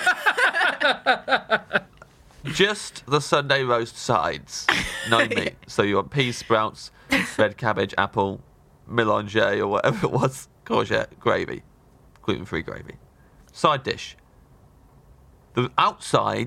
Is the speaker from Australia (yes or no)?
no; United Kingdom; we're British